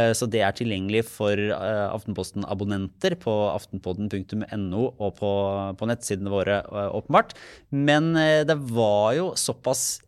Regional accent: Norway

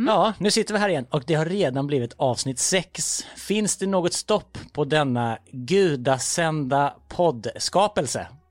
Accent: Vessigebro, Halland County, Sweden; Jag kommer ju från Vessigebro utanför Falkenberg

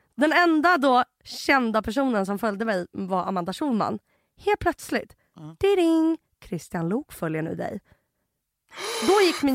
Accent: Russia; now in Sweden; jag är ryss

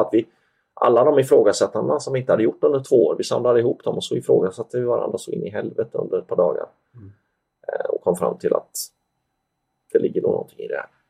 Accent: Sweden; moved away; jag var ju svensk

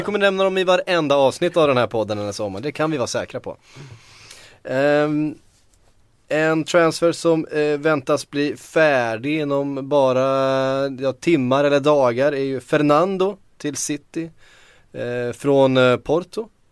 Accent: Västervik, Kalmar County, Sweden; accent: Västervik dialect; min Västerviks dialekt

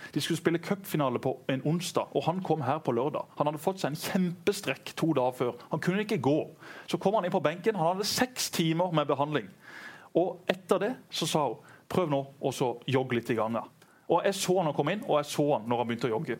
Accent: Norway; jeg er jo norsk

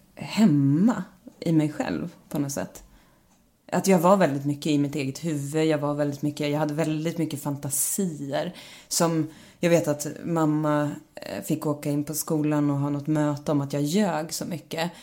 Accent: Stråtjära, Gävleborg County, Sweden; also born or lived in Bollnäs; now in Stockholm, Sweden; jag är ju liksom norrlänning i grund och botten och eh, har växt upp i väldigt liksom eh, en stor del så bodde jag i ett hus som satt ihop med en laggård

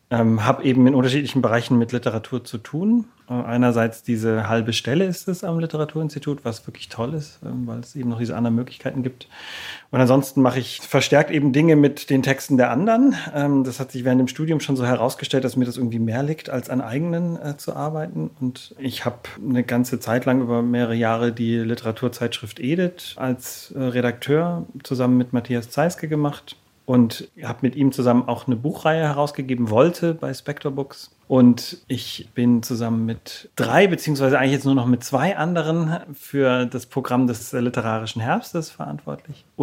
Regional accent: Baden-Württemberg, Germany; now in Berlin, Germany; also aufgewachsen bin ich im Schwabenland, also ziemlich weit im Süden, in einer Kleinstadt eigentlich da, äh, auf der Schwäbischen Alb, beziehungsweise an der Donau. Ja, und da musste ich irgendwann dringend weg.

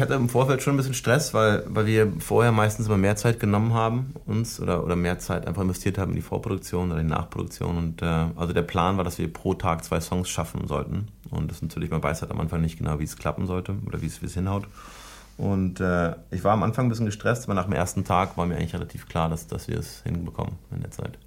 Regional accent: Germany; ich bin ja Deutscher auch und jedenfalls halb Deutscher

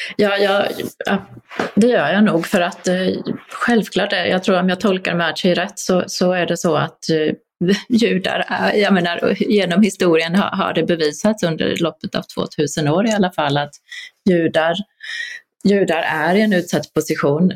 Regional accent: Poland; now in Sweden; vi var alla polska medborgare

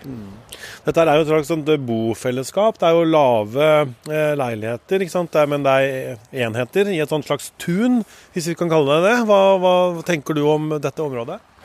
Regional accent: Spydeberg, Østfold, Norway; bygda mi, Spydberg i Østfold. Det lille stedet tre kvarter fra Oslo, der jeg er fra og som jeg bor i.

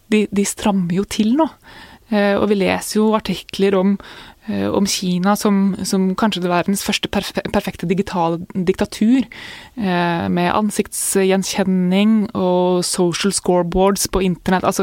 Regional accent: Jevnaker, Innlandet, Norway; jeg vokste opp på Jevnaker, da. Eh, og, og starta på Jevnaker skole etter hvert.

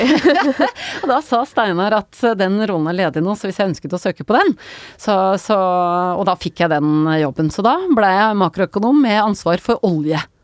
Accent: Nøtterøy, Vestfold, Norway; Jeg er fra Nøtterøy

